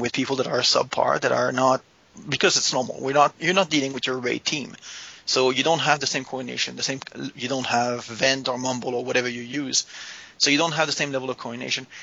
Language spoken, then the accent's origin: English; Canada; I am Canadian